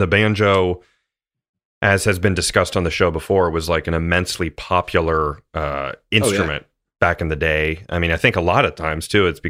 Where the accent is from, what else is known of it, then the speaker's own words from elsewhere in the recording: United States; But like maybe that's just because we see that the most as like American guys. Obviously you're in Boston, I'm in Cincinnati